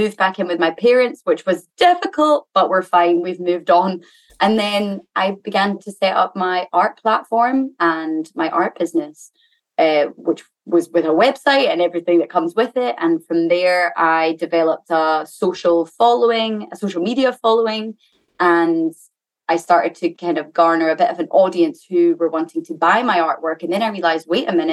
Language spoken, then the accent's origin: English; Scotland, United Kingdom; moved away as an adult; now in London, United Kingdom; I'm currently in Scotland, where I'm from